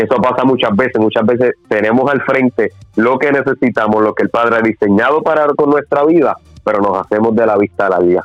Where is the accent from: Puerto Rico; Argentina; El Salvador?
Puerto Rico; Guaynabo; also born or lived in San Juan, Puerto Rico; nací obviamente en eh, San Juan, Puerto Rico, pero siempre desde niño he vivido acá en, en, en, como tal. Okay. Nacido y criado aquí